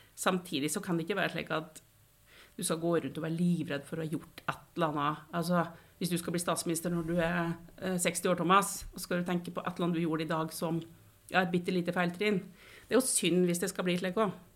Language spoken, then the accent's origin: Norwegian; Kvam, Innlandet, Norway; moved away as an adult; also born or lived in Trøndelag; now in Oslo, Norway; jeg bodde i Trøndelag til jeg var fire år, og så flytta vi til Kvam